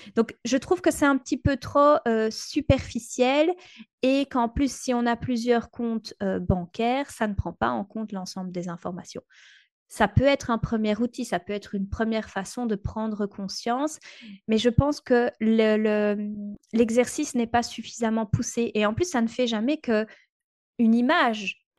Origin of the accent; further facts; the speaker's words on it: Belgium; chez nous en Belgique